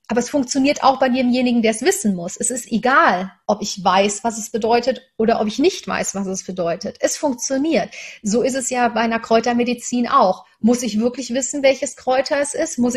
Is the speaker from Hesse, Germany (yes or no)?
no; Cologne, North Rhine-Westphalia, Germany; Ich bin in Köln aufgewachsen, sehr katholisch, habe aber wirklich eine ganz tolle Erfahrung gemacht.